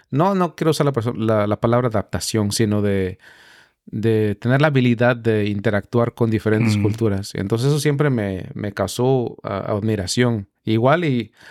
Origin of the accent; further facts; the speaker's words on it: Mexico; yo como mexicano